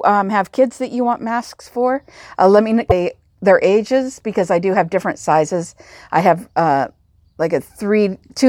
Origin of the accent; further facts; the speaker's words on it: Pacific Northwest, United States; I'm from the Pacific Northwest